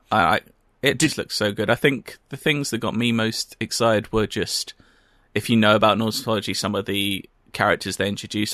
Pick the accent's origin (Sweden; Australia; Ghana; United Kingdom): United Kingdom; we're British.